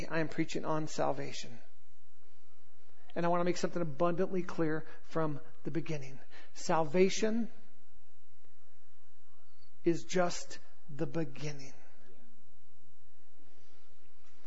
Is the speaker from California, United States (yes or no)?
yes; Southern California, United States; I grew up in Southern California.